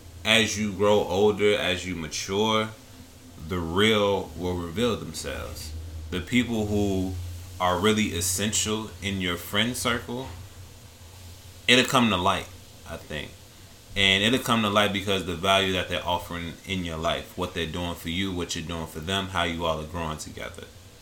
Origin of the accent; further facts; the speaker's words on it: Chicago, Illinois, United States; moved away; I'm from Chicago